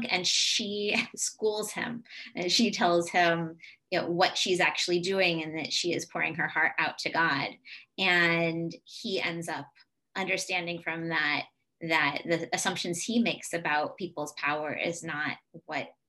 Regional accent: Southern California, United States; moved away; also born or lived in New England; I'm originally from Southern California, but have spent a lot of my life in New England

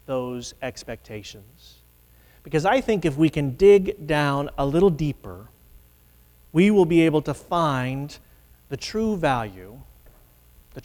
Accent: Midwest, United States; moved away as an adult; now in New England, United States; a Midwesterner who has lived in New England for 25 years

